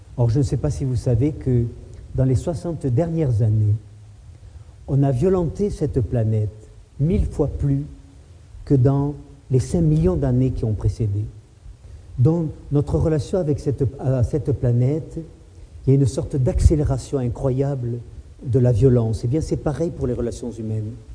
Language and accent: French; Toulouse, Occitania, France; moi aussi je suis né à Toulouse. Moi je me suis baigné dans la Garonne il y a 50 ans, 55 ans.